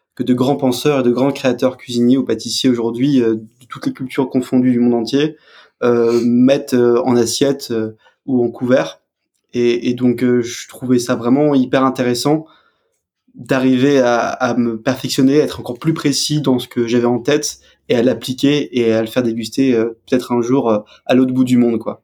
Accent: Alsace, Grand Est, France; je suis alsacien, je viens

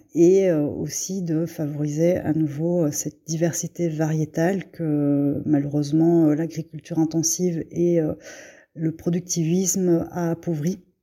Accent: Belgium; moved away as an adult; also born or lived in Brussels, Belgium; now in Bergerac, France; je suis née en Belgique de parents vietnamiens. Je vis actuellement à Bergerac, en Dordogne

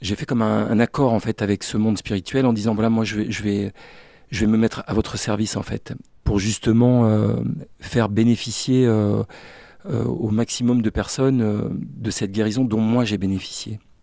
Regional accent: Brest, Brittany, France; je suis originaire de la Bretagne, du bout de la Bretagne, le Finistère, là où je suis né, à Brest très exactement

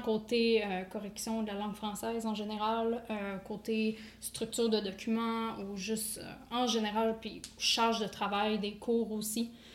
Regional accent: Quebec, Canada; moved away as an adult; also born or lived in New Brunswick; now in Moncton, Canada; je viens du Québec, je suis originaire du Québec.

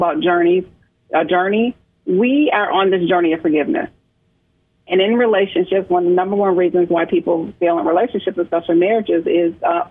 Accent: Michigan, United States; moved away as an adult; now in South Carolina, United States; I am originally from Michigan, born and raised in Michigan

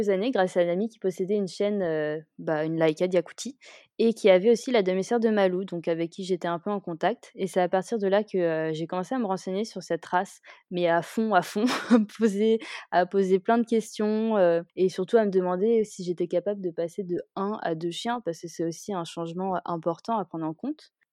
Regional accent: Kuala Lumpur, Malaysia; J'ai passé mon enfance à Kuala Lumpur en Malaisie, donc on va dire que c'est pas vraiment le même type d'animaux que ceux qu'on a en France, quoi.

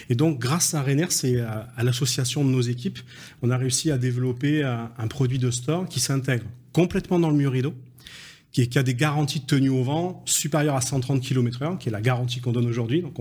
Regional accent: Belgium; Restons français, même si nous sommes belges.

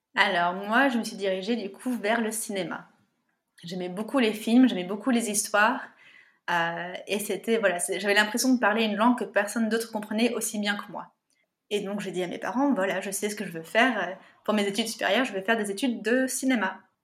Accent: Yvelines, Paris region, Île-de-France, France; also born or lived in United States; Alors moi, je suis née aux États-Unis. Je suis arrivée dans la région parisienne, euh, dans les Yvelines, à mes trois ans

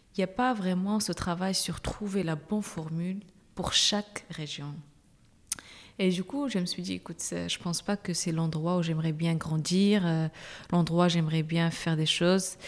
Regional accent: Agadir, Souss-Massa, Morocco; moved away as an adult; also born or lived in Rabat, Morocco / France; now in Brussels, Belgium; je suis marocaine, je suis née à Agadir

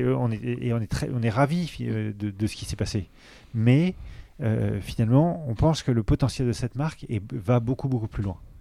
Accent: Paris, Île-de-France, France; Augustin et moi, on a grandi à Paris

